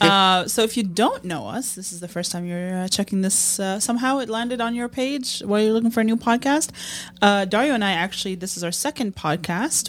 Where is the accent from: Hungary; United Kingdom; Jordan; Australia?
Jordan; moved away as an adult; also born or lived in United States; now in Chicago, United States; Born and raised in Jordan till I was eighteen and I moved to the States